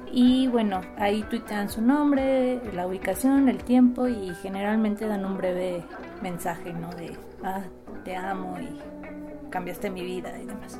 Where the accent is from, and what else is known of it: Mexico